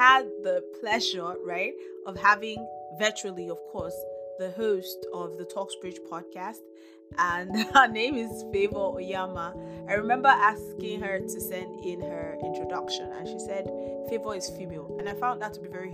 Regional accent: Nigeria; We're both Nigerian podcasters

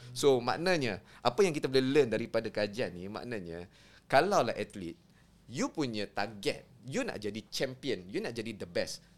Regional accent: Kedah, Malaysia; saya orang Kedah lah kan. Hmm. Saya orang Kedah

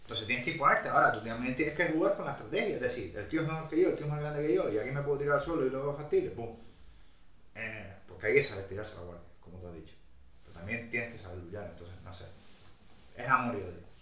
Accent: Brazil; Otro purista a lo mejor, yo soy brasileño, que solo busque la finalización

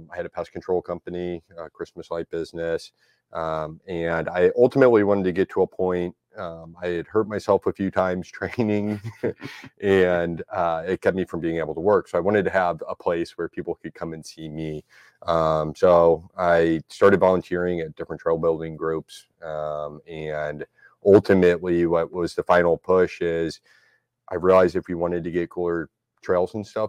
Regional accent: St. Louis, Missouri, United States; also born or lived in Jefferson County, Missouri / Eureka, Missouri; I grew up in Dogtown, which is a very hilly area

